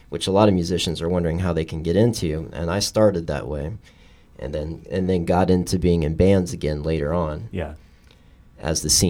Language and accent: English; Texas, United States; also born or lived in Boston / New York; now in Los Angeles, United States; Well, I'm originally from Texas, but I'm a military kid. I lived all over, and I I'd come from the East Coast. I went to school in Boston and spent a little time in New York